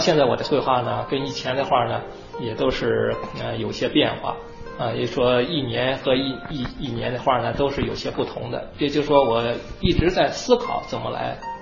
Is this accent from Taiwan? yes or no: no; China; moved away as an adult; now in United States; 我们中国人